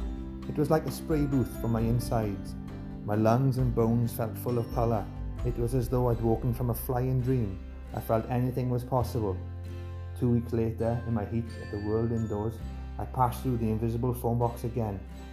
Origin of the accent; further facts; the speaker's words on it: Llanelli, Wales, United Kingdom; As if I need to prove that I'm from Llanelli.